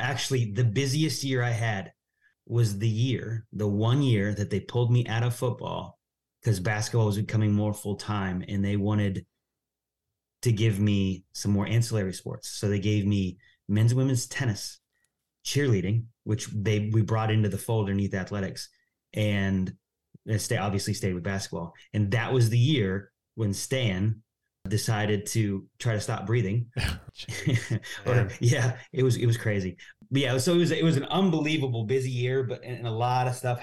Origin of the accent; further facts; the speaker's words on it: Northwest Ohio, United States; moved away as an adult; also born or lived in Upland, Indiana / Lynchburg, Virginia; I'm from Northwest Ohio